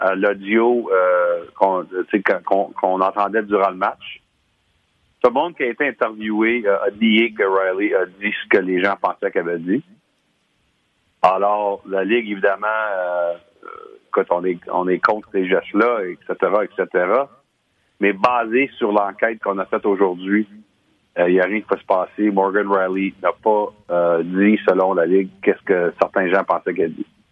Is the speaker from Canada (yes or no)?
yes; Hearst, Ontario, Canada; on vient de Hirsch les deux